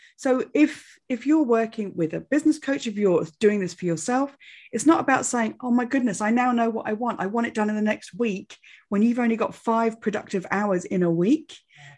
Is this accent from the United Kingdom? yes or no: yes; England, United Kingdom; I'm very English